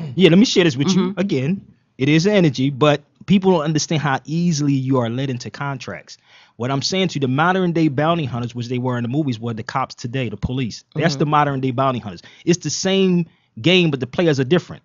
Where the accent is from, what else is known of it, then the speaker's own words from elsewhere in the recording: Philadelphia, Pennsylvania, United States; now in Las Vegas, United States; I'm from Philly, calling from Las Vegas